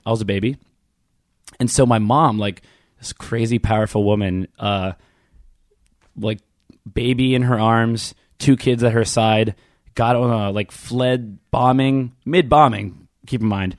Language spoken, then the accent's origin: English; Baltimore suburbs, Maryland, United States; I grew up in one of those neighborhoods